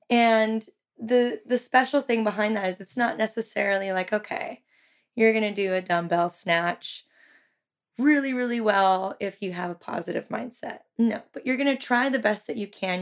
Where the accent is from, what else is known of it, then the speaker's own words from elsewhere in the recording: Santa Cruz, California, United States; I was born and raised in Santa Cruz. I went to Santa Cruz High